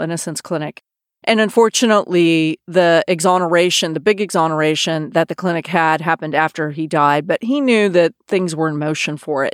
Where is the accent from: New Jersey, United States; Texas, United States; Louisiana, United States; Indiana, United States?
Texas, United States; Austin; moved away as an adult; also born or lived in New York / San Francisco / Los Angeles / London; I grew up in Austin, Texas, where I am now